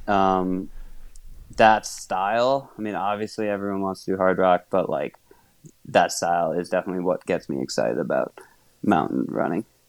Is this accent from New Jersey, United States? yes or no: no; Wisconsin, United States; moved away; I grew up in Wisconsin, and fortunately, there was a club in my hometown